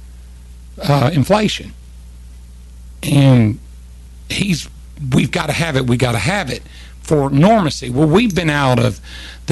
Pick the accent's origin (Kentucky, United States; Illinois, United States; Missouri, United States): Kentucky, United States; also born or lived in Mayfield, Kentucky / Brownsville, Tennessee; now in Tennessee, United States; I'm from Kentucky